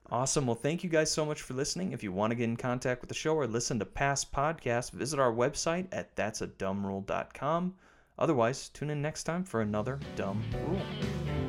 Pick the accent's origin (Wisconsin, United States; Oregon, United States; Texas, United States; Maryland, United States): Wisconsin, United States; River Falls; I grew up in River Falls.